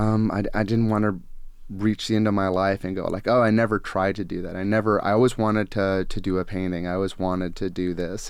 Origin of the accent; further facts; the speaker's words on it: Gresham, Oregon, United States; also born or lived in Portland, Oregon; I was born here in this area and I grew up on Gresham and, you know, I've only lived in Portland other than